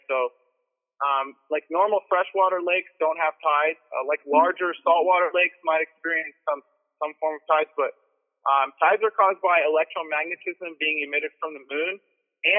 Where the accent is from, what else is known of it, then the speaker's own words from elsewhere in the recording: Orange County, California, United States; I'm from Orange County, California